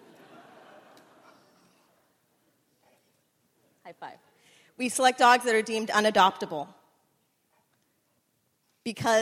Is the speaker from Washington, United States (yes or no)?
yes; Seattle, Washington, United States; I'm from Seattle.